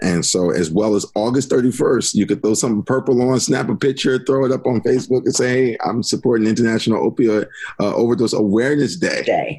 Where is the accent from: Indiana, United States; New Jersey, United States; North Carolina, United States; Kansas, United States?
New Jersey, United States; Asbury Park; also born or lived in Neptune, New Jersey; I grew up in Asbury. I taught in Asbury. I taught in Asbury High School for 3 years as a history teacher.